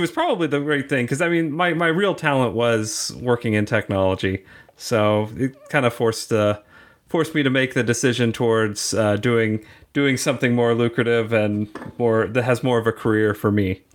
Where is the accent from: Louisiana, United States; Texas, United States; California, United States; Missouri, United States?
Missouri, United States; Kansas City; now in Kansas City, Kansas, United States; I grew up on the Missouri side, and I thought the Kansas people were, like, really weird, and now that I live on the Kansas side